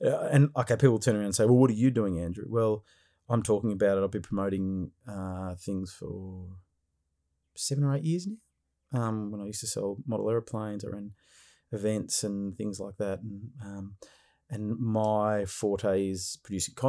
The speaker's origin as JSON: {"language": "English", "region": "Victoria", "country": "Australia", "tie": "born or raised there", "said": "my home state of Victoria"}